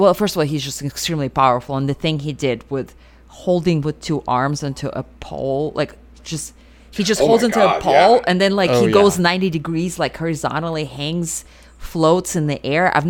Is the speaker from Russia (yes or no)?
yes; Russia; moved away; I grew up in Russia.